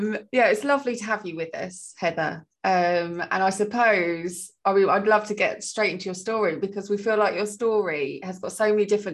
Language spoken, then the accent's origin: English; United Kingdom; I am so British.